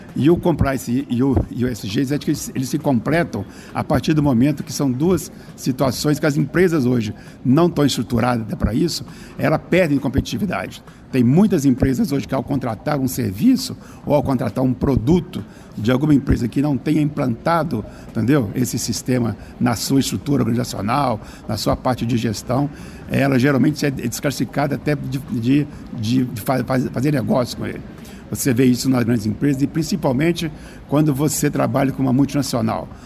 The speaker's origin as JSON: {"language": "Portuguese", "town": "Juiz de Fora", "region": "Minas Gerais", "country": "Brazil", "tie": "born or raised there", "also_born_or_lived": "Guidoval, Minas Gerais / Volta Redonda, Rio de Janeiro", "moved": "as an adult", "lives_now": "Belo Horizonte, Brazil", "said": "Eu sou filho da Zona da Mata Mineira, numa cidadezinha chamada Guidoval. Criado, fui criado em Juiz de Fora"}